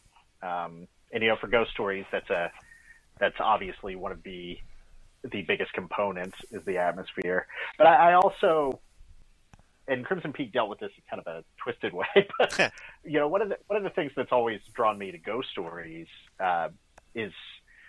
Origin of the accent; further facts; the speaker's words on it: East Tennessee, United States; because I'm from East Tennessee myself. So, you know, I grew up in this very, you know, conservative Appalachian backwoods kind of environment